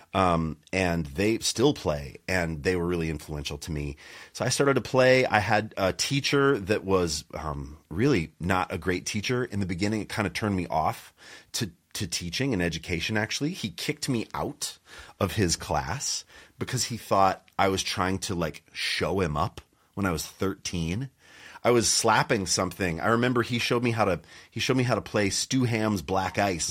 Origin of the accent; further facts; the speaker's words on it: Montana, United States; I grew up in Montana